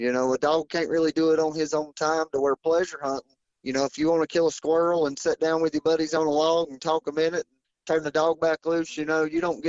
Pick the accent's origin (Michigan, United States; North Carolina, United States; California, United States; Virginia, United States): North Carolina, United States; I'm from North Carolina